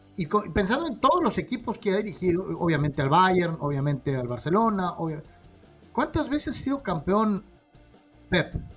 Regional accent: Mexico; como mexicanos

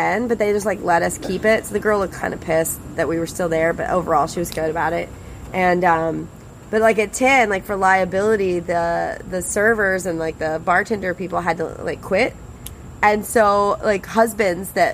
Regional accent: Monroe, Louisiana, United States; I was born in Monroe, Louisiana, 1980.

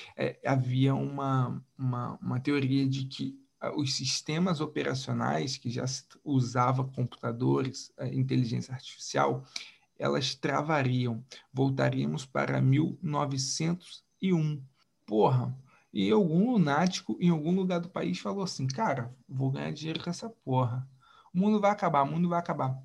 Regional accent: Macaé, Rio de Janeiro, Brazil; aqui na minha região, no sudeste aqui, uh, no interior do Rio, como se ninguém soubesse que eu sou de Macaé

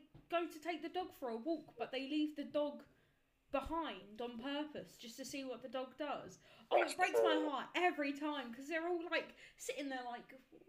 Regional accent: Kent, South East England, United Kingdom; I'm from Kent. I'm also a third year law student.

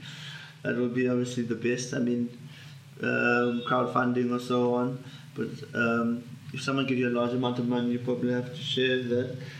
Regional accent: South Africa; as a South African

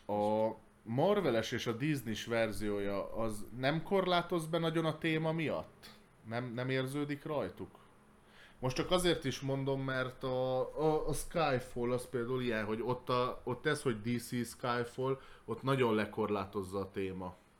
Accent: Hungary; magyarok vagyunk

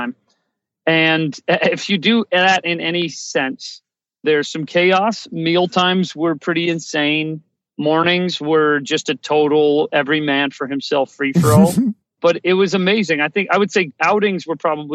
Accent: Ohio, United States; I grew up in Ohio

